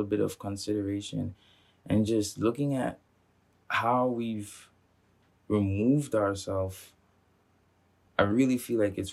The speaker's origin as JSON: {"language": "English", "country": "Montserrat", "tie": "born or raised there", "moved": "yes", "said": "I grew up on Montserrat"}